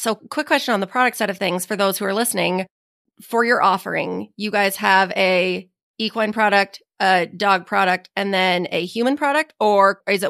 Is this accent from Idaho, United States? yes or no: yes; Southern Idaho, United States; I'm also from Southern Idaho